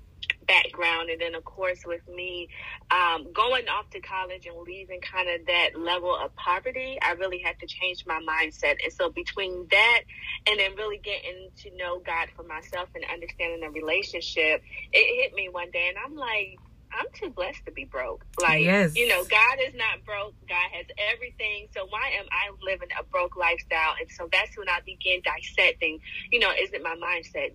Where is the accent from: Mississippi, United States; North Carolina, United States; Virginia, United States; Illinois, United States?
North Carolina, United States; Bertie County; also born or lived in Connecticut; moved down to North Carolina where my family is at. And it's one of the, where I was raised is one of the poorest counties out of, you know, 100 in North Carolina.